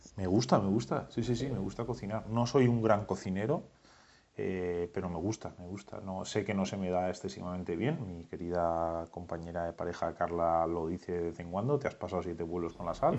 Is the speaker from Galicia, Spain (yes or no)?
no; La Rioja, Spain; como buen riojano